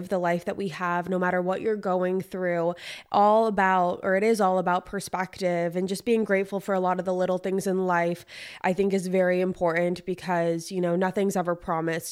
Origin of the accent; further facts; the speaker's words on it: California, United States; now in Nashville, United States; I'm from California